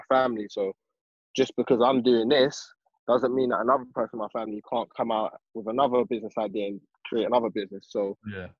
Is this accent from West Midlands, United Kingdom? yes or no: no; London, United Kingdom; We come from West London, 23-year-old.